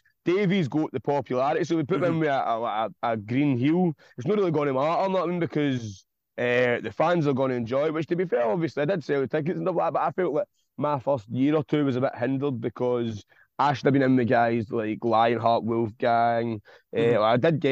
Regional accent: Glasgow, Scotland, United Kingdom; ran the Fairfield Club in Govan, which is in my hometown

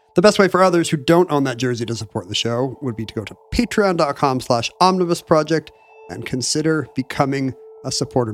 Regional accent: United States; as an American sports fan

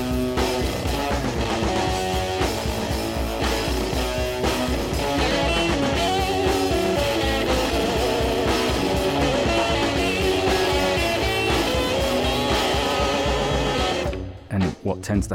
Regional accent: Brighton, South East England, United Kingdom; moved away as an adult; also born or lived in London; I was young at that point, new to London. I was from Brighton

